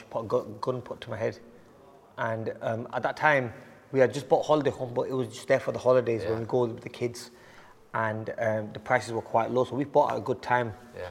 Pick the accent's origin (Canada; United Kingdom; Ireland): United Kingdom; Bolton, North West England; Growing up in Bolton